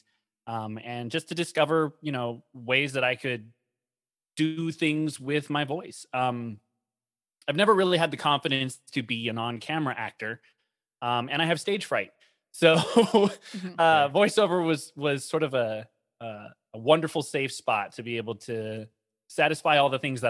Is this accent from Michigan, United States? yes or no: no; Los Angeles, California, United States; I was born and raised in Los Angeles, California